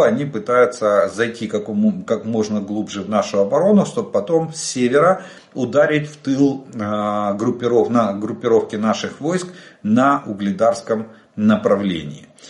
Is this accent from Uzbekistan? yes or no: no; Ukraine; мы из Украины